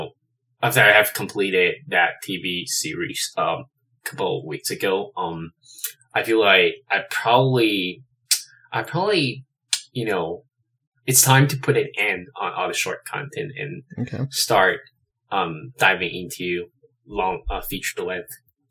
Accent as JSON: {"language": "English", "country": "China", "moved": "as an adult", "lives_now": "Los Angeles, United States", "said": "I am originally from China. I moved to LA roughly 8-9 years ago"}